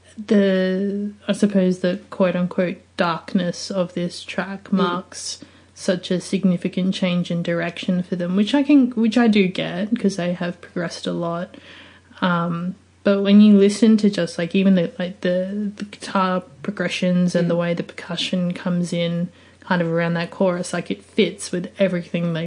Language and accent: English; Adelaide, South Australia, Australia; my hometown of Adelaide